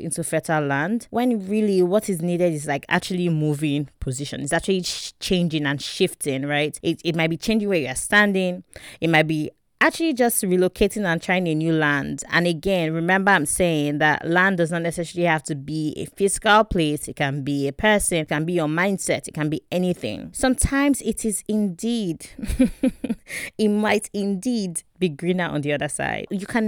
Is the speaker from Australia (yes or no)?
no; Warri, Delta, Nigeria; Like how going to boarding school outside of Warri, where I grew up, by the way, I grew up in Warri.